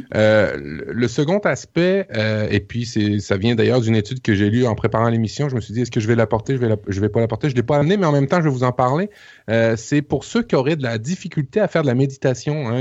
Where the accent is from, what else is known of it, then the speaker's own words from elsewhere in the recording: Quebec, Canada; ici au Québec